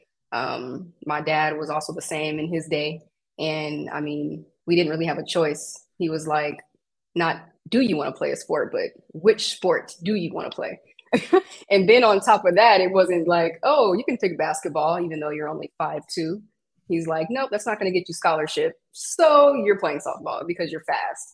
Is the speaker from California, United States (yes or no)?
yes; West Covina, California, United States; now in Rancho Cucamonga, United States; I'm from Southern California. So I grew up in West Covina, which is, if you're not from California, you probably don't know where that is, but it's in LA County